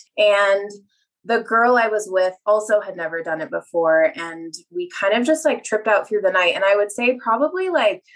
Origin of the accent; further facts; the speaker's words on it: Mammoth Lakes, California, United States; growing up in Mammoth, like at 8,000 feet